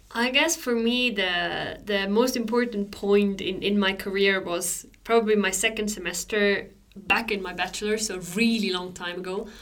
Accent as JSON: {"language": "English", "country": "Switzerland", "tie": "born or raised there", "moved": "as an adult", "lives_now": "Sweden", "said": "I grew up in Switzerland"}